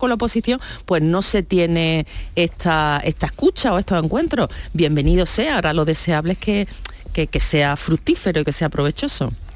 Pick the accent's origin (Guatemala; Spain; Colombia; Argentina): Spain; Churriana de la Vega, Andalusia; en mi pueblo, en Churriana de la Vega, en Granada